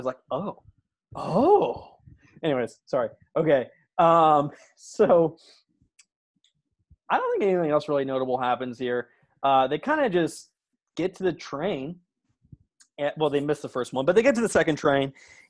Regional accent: Canada; I'm Canadian.

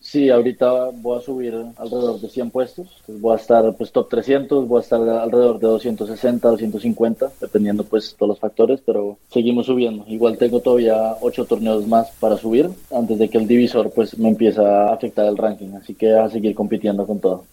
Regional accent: Bogotá, Colombia; mis papás y, yo somos de Bogotá.

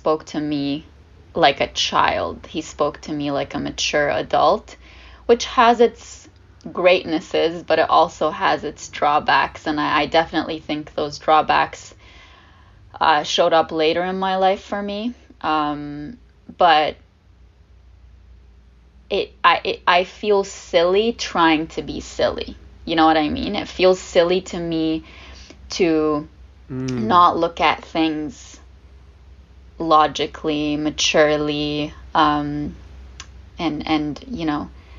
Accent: Lebanon; first language Arabic; English is a second language; now in Canada; I was the only one in my family born and raised in Lebanon.

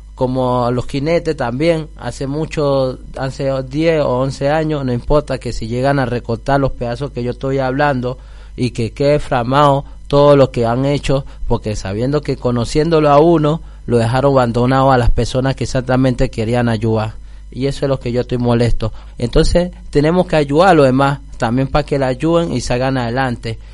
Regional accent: Colombia; now in Argentina

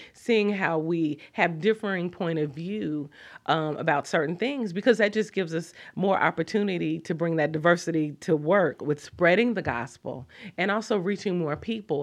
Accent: Kansas City, United States; moved away; also born or lived in Washington, D.C.; growing up in Kansas City, I did not go to a church that affirmed women

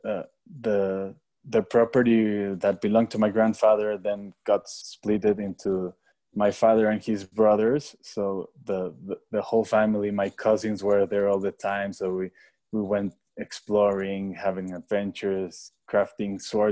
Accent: Mexico City, Mexico; I was born and raised in Mexico City

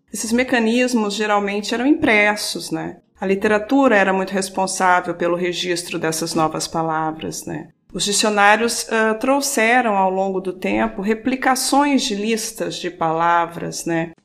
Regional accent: southern Minas Gerais, Brazil; accent: retroflex R; moved away as an adult; also born or lived in Porto, Portugal; now in Portugal; Sou mineira do sul de Minas. Uh, devem ouvir aí na minha fala algum R retro, retroflexo

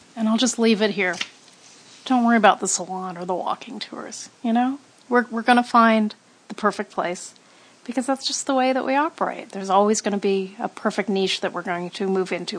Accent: West Hollywood, California, United States; also born or lived in Venice, Los Angeles; I grew up kind of in West Hollywood and kind of not on the border

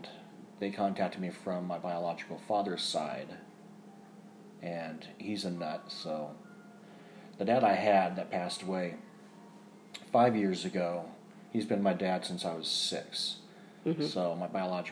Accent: Arizona, United States; also born or lived in Colorado; I'm from Arizona. I guess I'm a true Arizonan

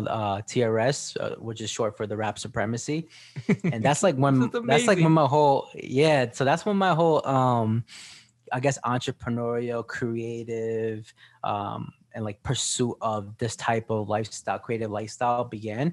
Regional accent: Sayreville, New Jersey, United States; I grew up in Sarville in New Jersey. It's just like a suburb town.

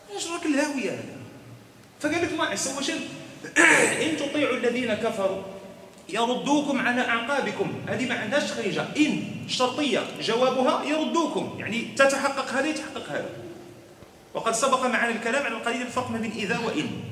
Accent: Morocco; حنا عندنا في المغرب

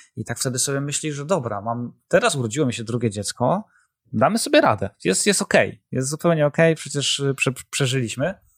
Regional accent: Zielona Góra, Lubusz Voivodeship, Poland; moved away as an adult; also born or lived in Kraków; zawsze chcieliśmy wrócić do Zielonej Góry, bo my z Zielonej Góry, e, oryginalnie, e, jesteśmy

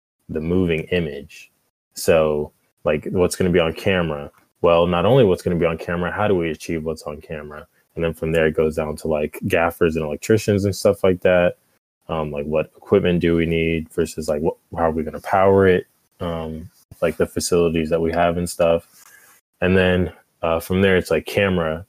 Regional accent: Atlanta, Georgia, United States; also born or lived in Jacksonville, Alabama; I'm from Atlanta, Georgia, just about a couple minutes south of Georgia.

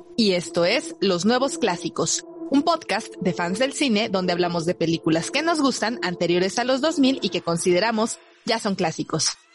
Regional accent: Mexico City, Mexico; los chilangos conocemos

